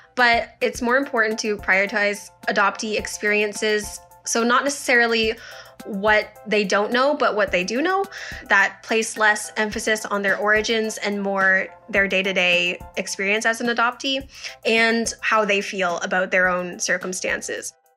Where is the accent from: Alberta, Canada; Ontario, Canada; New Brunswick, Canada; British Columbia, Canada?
Ontario, Canada; Strathroy; also born or lived in Hunan, China; I was adopted from Hunan, China when I was a year old, and I grew up in Strathroy, Ontario.